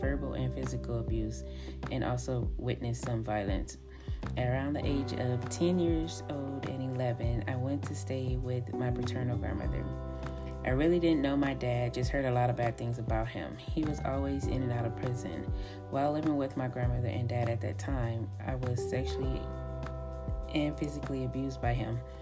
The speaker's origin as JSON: {"language": "English", "area": "Los Angeles County", "region": "California", "country": "United States", "tie": "born or raised there", "said": "I was born and raised in Los Angeles County, California"}